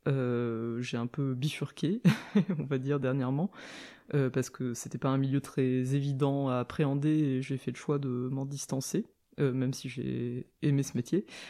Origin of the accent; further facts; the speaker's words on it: a small town in the suburbs of Nancy, Lorraine, Grand Est, France; j'ai grandi dans une petite ville en banlieue de Nancy, en Lorraine